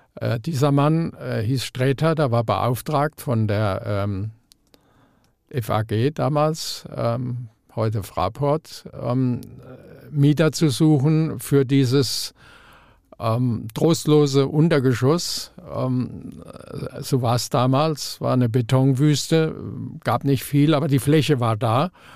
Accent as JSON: {"language": "German", "town": "Mannheim", "region": "Baden-Württemberg", "country": "Germany", "also_born_or_lived": "Frankfurt", "moved": "yes", "lives_now": "Neu-Isenburg, Germany", "said": "ich komme aus Mannheim"}